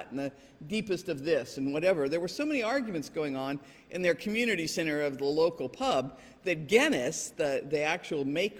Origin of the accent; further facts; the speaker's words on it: England, United Kingdom; born or raised there; moved away